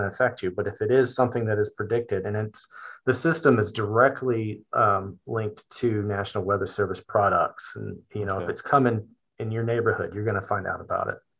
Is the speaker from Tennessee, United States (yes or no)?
no; Richmond, Virginia, United States; now in Gloucester County, United States; I am from Richmond, Virginia.